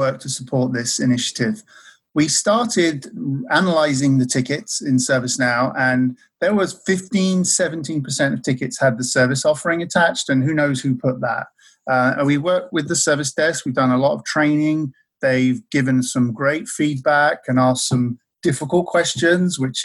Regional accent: Maldon, East of England, United Kingdom; moved away; the town where I'm from in the UK

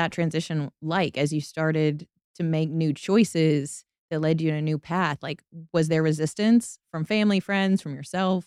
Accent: Tuscaloosa, Alabama, United States; moved away as an adult; also born or lived in Atlanta; I grew up in Tuscaloosa

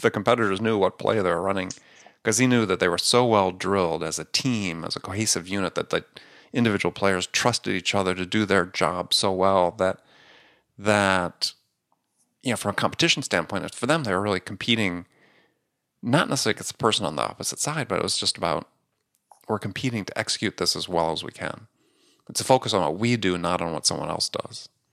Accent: Wisconsin, United States; I grew up in Wisconsin, I was a big Green Bay Packer fan

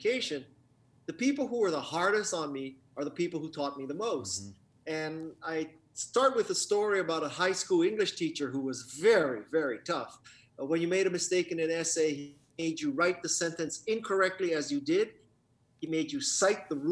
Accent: Honolulu, Hawaii, United States; now in California, United States; we're both from Honolulu, Hawaii. And I now live in California

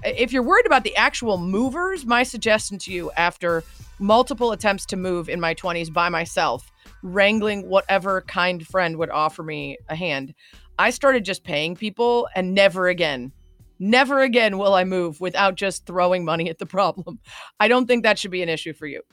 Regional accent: Chicago, Illinois, United States; my hometown of Chicago

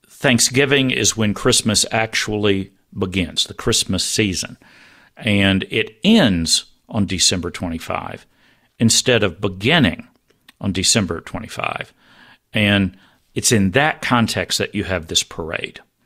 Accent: Texas, United States; I grew up in Texas

